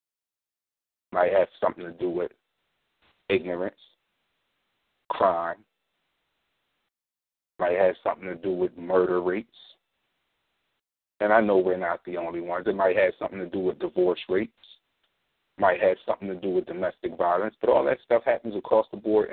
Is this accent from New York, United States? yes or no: no; Philadelphia, Pennsylvania, United States; I'm from North Philadelphia